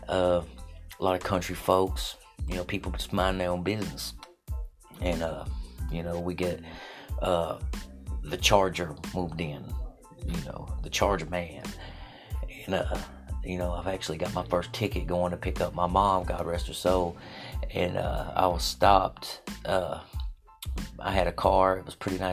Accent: Jefferson City, Tennessee, United States; I'm from Jefferson City, Tennessee.

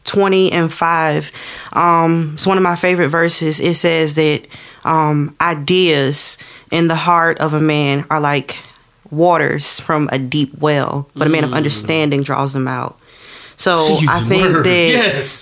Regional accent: Florence, South Carolina, United States; I'm from North Florence

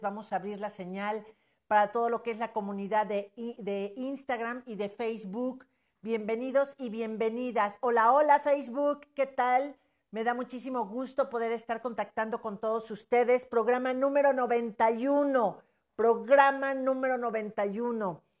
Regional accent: Puebla, Mexico; Somos de Puebla, del país México exactamente

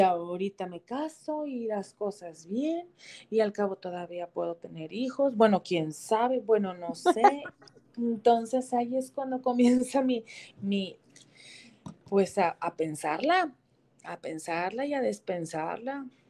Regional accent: Mexico; yo como mamá mexicana

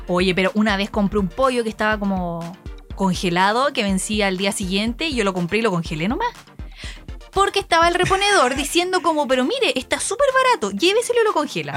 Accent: Chile; now in Japan; somos chilenos, latinoamericanos

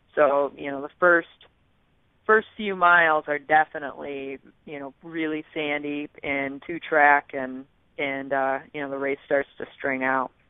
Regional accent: West Michigan, United States; I grew up in West Michigan

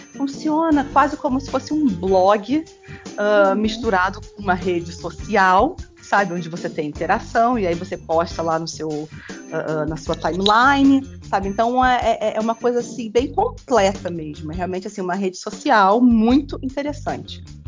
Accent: Rio de Janeiro, Brazil; eu sou mãe, sou escritora, sou carioca

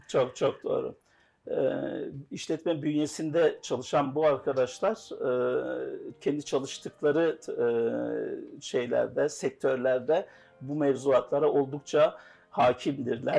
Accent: Rize Province, Turkey; Rize doğumluyum.

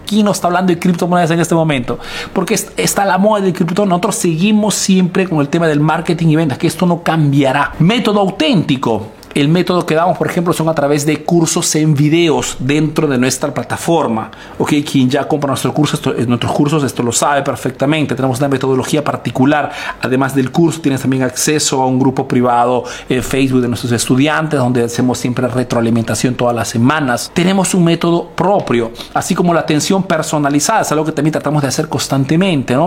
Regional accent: Peru; now in Italy

